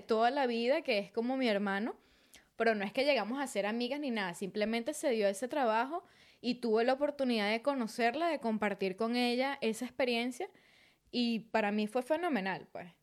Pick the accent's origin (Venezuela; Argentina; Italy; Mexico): Venezuela; Maracay, Aragua; moved away as an adult; also born or lived in Valle de la Pascua, Guárico; now in Brisbane, Australia; realmente yo nací en Valle Pascua, Estado Guárico, pero crecí toda mi vida en Maracay, pero soy del llano